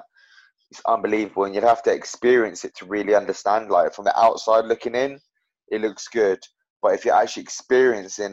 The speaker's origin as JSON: {"language": "English", "town": "Milton Keynes", "region": "South East England", "country": "United Kingdom", "tie": "born or raised there", "said": "So I grew up in Milton Keynes and like on the outskirts of Milton Keynes."}